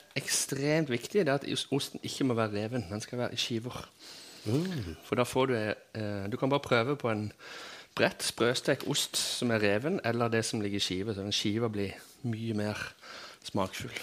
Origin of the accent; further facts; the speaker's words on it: Kvinesdal, Agder, Norway; jeg vokste opp på, i Kvinesdal alle plasser på jord